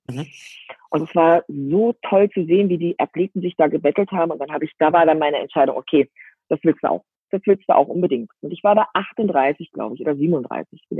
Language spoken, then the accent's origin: German; East Germany, Germany; ich bin ja 45 und ich bin groß geworden in der DDR. Und da in der DDR gab, war Sport was ganz Spezielles.